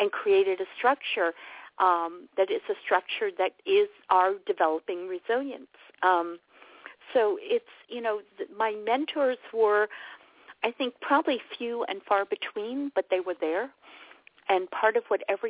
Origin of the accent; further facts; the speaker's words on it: New York City, New York, United States; I grew up in New York City.